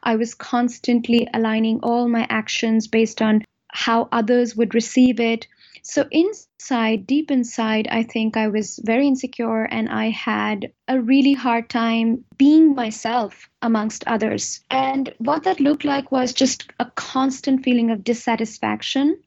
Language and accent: English; India; now in Germany; I am originally from India, and I am married to a German, and I am a German citizen now, but still very much an Indian at heart